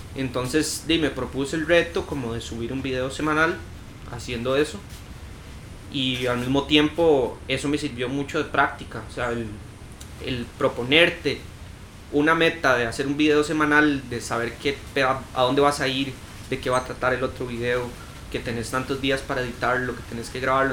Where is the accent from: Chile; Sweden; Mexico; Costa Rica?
Costa Rica; Cartago; yo soy de Cartago. Ahí empecé a patinar